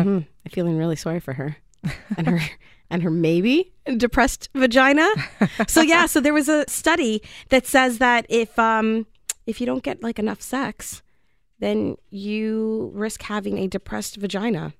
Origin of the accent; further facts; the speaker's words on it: Canada; I'm just Canadian